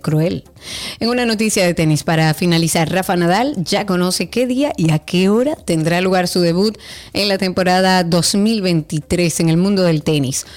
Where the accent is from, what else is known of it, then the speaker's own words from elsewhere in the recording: Dominican Republic; nosotros como dominicanos